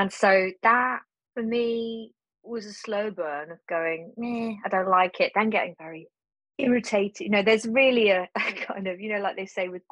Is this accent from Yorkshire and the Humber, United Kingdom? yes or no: no; Cornwall, South West England, United Kingdom; moved away as an adult; I was brought up in Cornwall